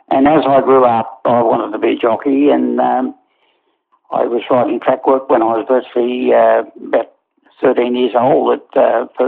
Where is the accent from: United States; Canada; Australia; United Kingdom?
Australia; Newcastle, New South Wales; born there; Yeah, I was born in Newcastle, and my grandfather was a, a trainer.